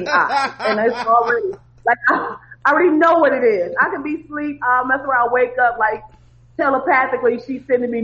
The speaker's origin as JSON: {"language": "English", "region": "Michigan", "country": "United States", "tie": "born or raised there", "also_born_or_lived": "Indiana / New York", "moved": "as an adult", "lives_now": "Los Angeles, United States", "said": "I grew up in Michigan"}